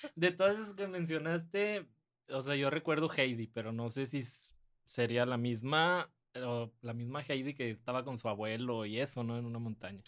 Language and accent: Spanish; San Nicolás de los Garza, Nuevo León, Mexico; also born or lived in Santiago, Nuevo León; crecí en San Nicolás y me fui a vivir a Santiago, Nuevo León